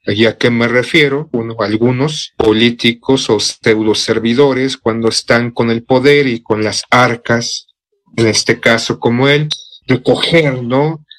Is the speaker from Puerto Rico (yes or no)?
no; Mexico